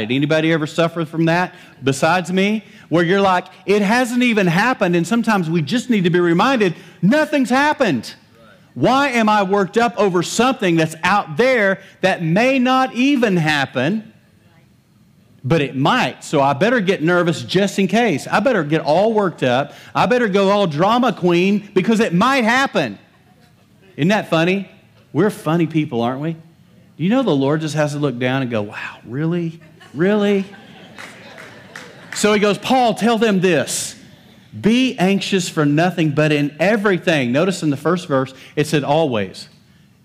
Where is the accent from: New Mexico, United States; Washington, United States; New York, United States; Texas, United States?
Texas, United States; West; I'm from West Texas. I have permission to butcher the English language